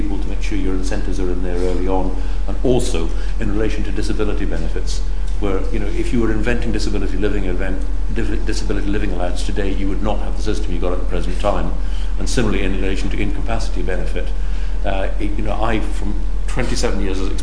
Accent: Scotland, United Kingdom; Now, you know, I'm Scottish. I live in Scotland.

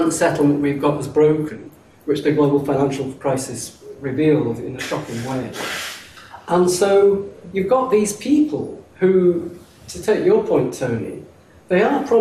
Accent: Oldham, North West England, United Kingdom; moved away as an adult; now in Oxford, United Kingdom; I was brought up in Oldham, and when I went from Oldham to Oxford as an undergraduate

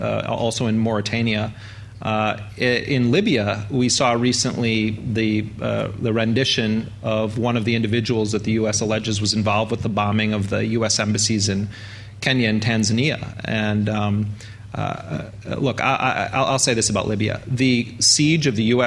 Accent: United States; as an American

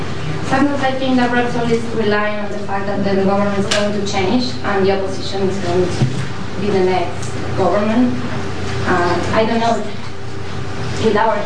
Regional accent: Argentina; moved away as an adult; I'm from Argentina. I'm studying here

